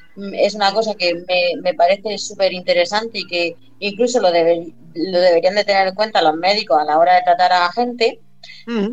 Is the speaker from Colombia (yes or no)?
no; Spain; soy española